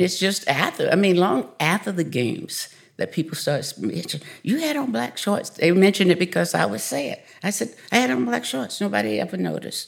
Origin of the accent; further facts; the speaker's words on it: a smaller town in Georgia, United States; I grew up in a, a smaller town in Georgia, and, uh, I grew up on a dairy farm